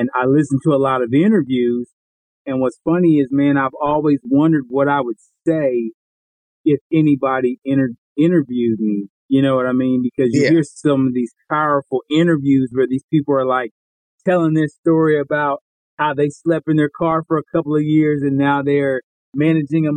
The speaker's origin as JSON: {"language": "English", "town": "Columbus", "region": "Ohio", "country": "United States", "moved": "yes", "lives_now": "Dallas, United States", "said": "I live in the Dallas, Texas area. I'm from Columbus, Ohio, originally"}